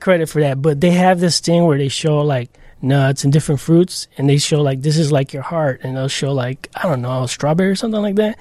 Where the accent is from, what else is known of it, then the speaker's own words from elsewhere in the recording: Chicago, Illinois, United States; also born or lived in Logan Square, Chicago; as a kid, I grew up on Pilsen, a little village.